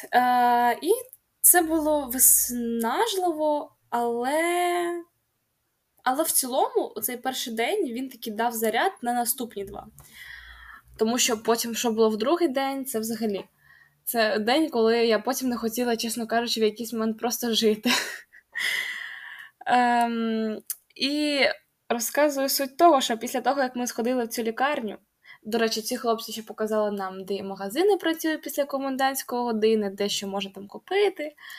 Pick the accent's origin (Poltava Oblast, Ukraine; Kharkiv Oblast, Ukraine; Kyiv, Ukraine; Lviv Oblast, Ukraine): Kharkiv Oblast, Ukraine; Kharkiv; сама я з Харкова